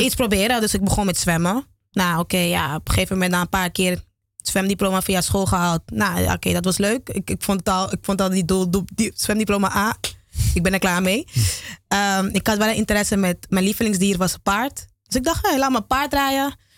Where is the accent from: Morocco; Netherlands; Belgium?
Netherlands; Amsterdam, North Holland; also born or lived in Geleen / Dominican Republic; ik ben in Geleen geboren. En ik ben opgegroeid in Amsterdam